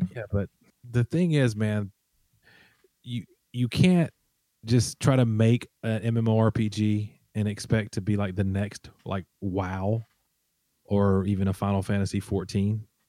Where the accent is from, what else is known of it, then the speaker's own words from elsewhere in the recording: Alabama, United States; I'm from Alabama.